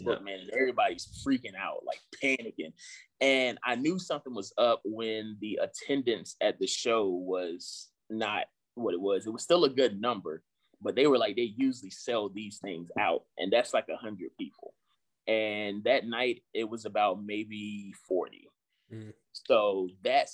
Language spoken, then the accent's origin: English; Southampton County, Virginia, United States; moved away as an adult; also born or lived in Richmond, Virginia; now in Charlotte, United States; I'm originally from South Hampton County. Like, this doesn't happen to people where I'm from